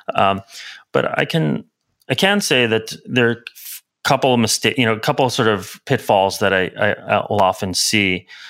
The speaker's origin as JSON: {"language": "English", "town": "New York City", "region": "New York", "country": "United States", "tie": "born or raised there", "moved": "yes", "lives_now": "San Francisco, United States", "said": "I grew up in Brooklyn, in New York"}